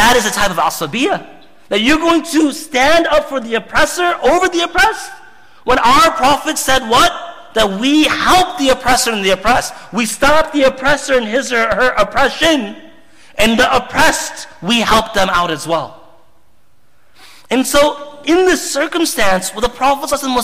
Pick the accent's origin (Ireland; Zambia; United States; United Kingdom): Zambia; I come from Zambia